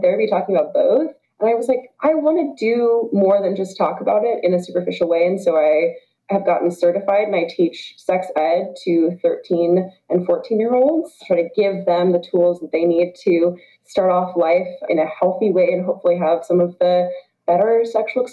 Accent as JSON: {"language": "English", "region": "the South", "country": "United States", "moved": "yes", "said": "I'm originally from the South"}